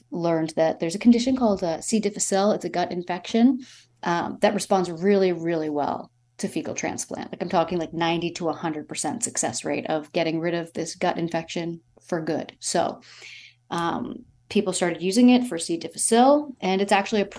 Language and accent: English; Toronto, Ontario, Canada; moved away as an adult; also born or lived in Yorkshire / Los Angeles; I was born and raised in Toronto